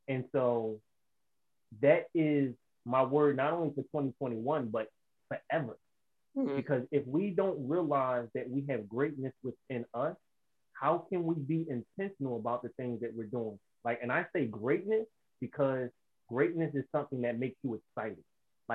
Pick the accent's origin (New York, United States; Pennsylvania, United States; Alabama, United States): Pennsylvania, United States; Philadelphia; I'm from Philadelphia, Pennsylvania.